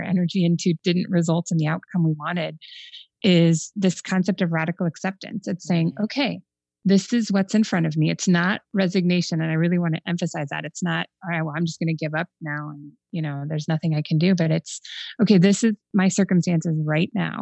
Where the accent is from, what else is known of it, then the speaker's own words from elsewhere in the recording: Phoenix, Arizona, United States; now in Chicago, United States; I grew up in Phoenix, so I'm not, you know, I'm not acclimated to this Arctic temperature of the winter.